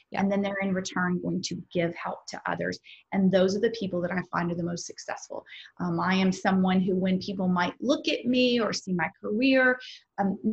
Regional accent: the South, United States; I'm from the South

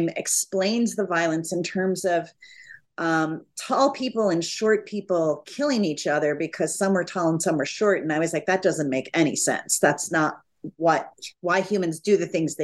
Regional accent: Dallas, Texas, United States; I grew up in mostly near Dallas, Texas, from the age of 3 until 18

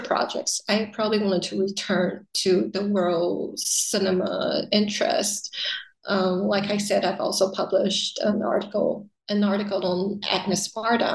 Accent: Taiwan; also born or lived in United States; having lived in the US, but then being repatriated back into Taiwan

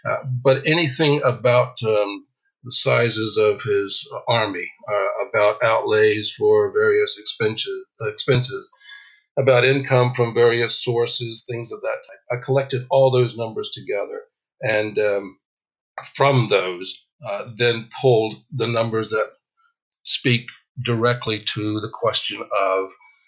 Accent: Virginia, United States; I grew up in Virginia, developed an early interest in history because I was surrounded constantly by historic monuments and battlefields and things of that type.

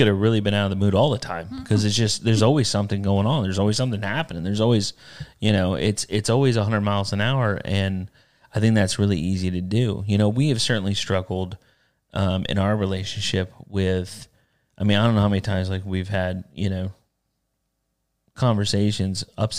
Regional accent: the South, United States; I grew up in the South. We turned our own butter and didn't talk about penises.

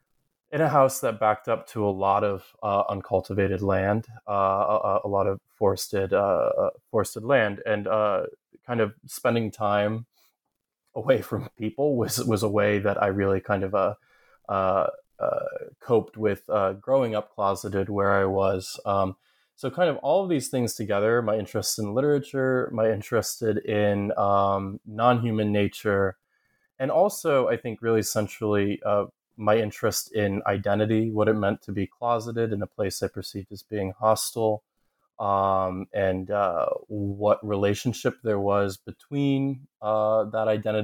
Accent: Ohio, United States; also born or lived in New York; I grew up in Southern Ohio, though I'm from upstate New York, and I grew up closeted and in a community that I perceived as being a kind of somewhat hostile.

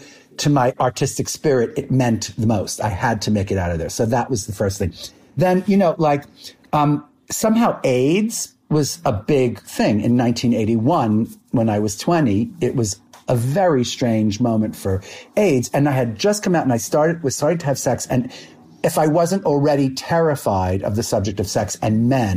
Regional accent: New York City, New York, United States; I moved to New York City from Brooklyn

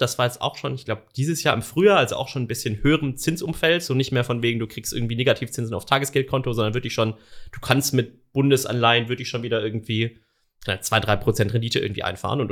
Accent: a suburb of Stuttgart, Swabia, Baden-Württemberg, Germany; ich bin gebürtiger Schwabe, also komme mhm. um die quasi aus einem Vorort von Stuttgart

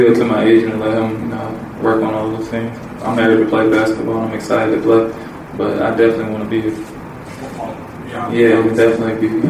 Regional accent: Indianapolis, Indiana, United States; born or raised there; moved away as an adult

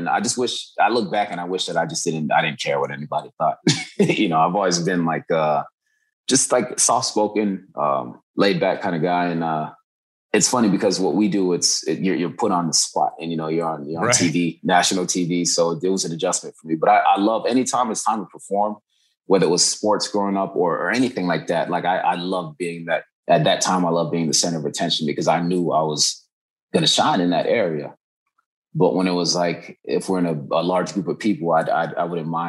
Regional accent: Kenya; also born or lived in Uganda; Cause I was like growing up in Kenya and Uganda, people are so open-minded because the schools we went to, you had people from all over the world

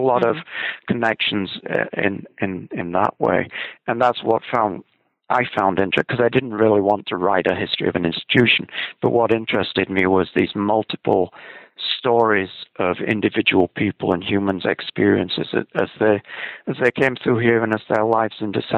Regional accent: Scotland, United Kingdom; And I can say this being Scottish

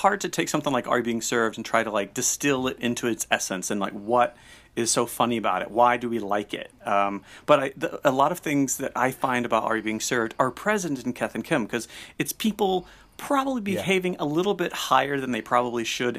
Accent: the South, United States; I say y'all a lot because I'm from the South.

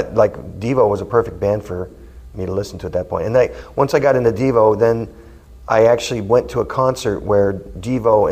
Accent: Manhattan Beach, California, United States; this park that was in my hometown

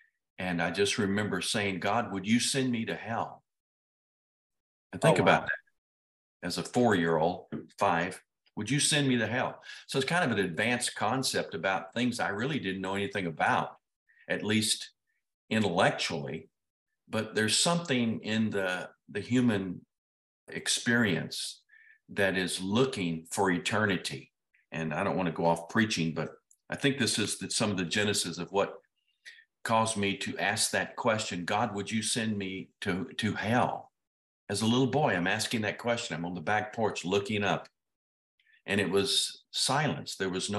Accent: Ruston, Louisiana, United States; born there; I was born in Ruston, Louisiana, believe it or not. I'm a Louisianian.

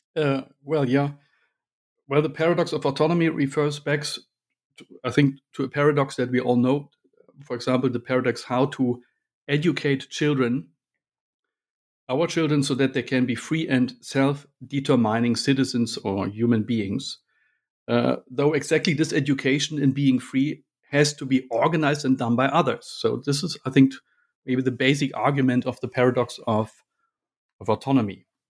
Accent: Berlin, Germany; moved away as an adult; now in Munich, Germany; I grew up in Berlin

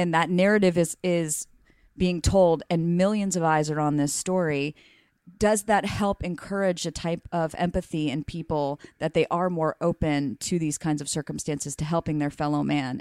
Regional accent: Mississippi, United States; moved away; also born or lived in Alabama; I'm from Mississippi

